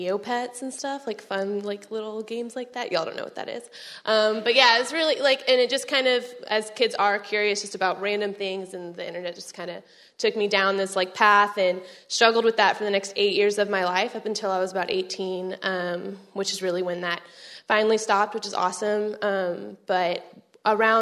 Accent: Arlington, Texas, United States; moved away as an adult; now in College Station, United States; I am from Arlington, Texas

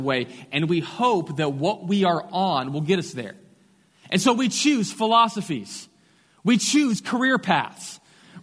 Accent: Katy, Texas, United States; I grew up just outside of Houston in Katy, west side

